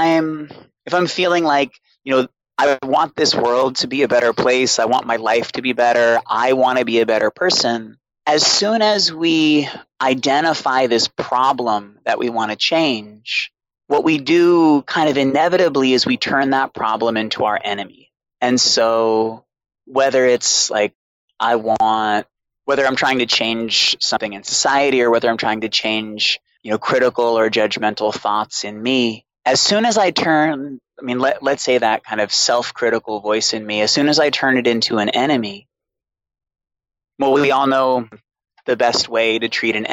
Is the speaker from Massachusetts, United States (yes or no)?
yes; Boston, Massachusetts, United States; born or raised there; also born or lived in Alstead, New Hampshire